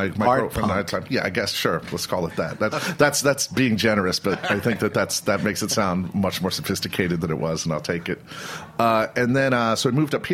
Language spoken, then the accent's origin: English; Youngstown, Ohio, United States; moved away; also born or lived in Washington, D.C.; I grew up in Youngstown, Ohio.